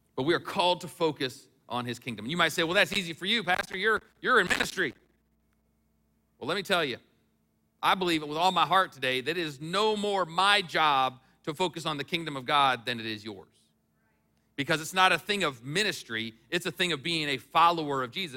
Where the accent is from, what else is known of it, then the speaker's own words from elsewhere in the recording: United States; I was from the United States